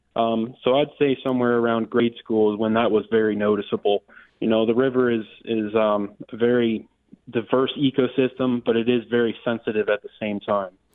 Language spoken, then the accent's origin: English; Lee County, Florida, United States; I was not born in Lee County, but I've been here since infancy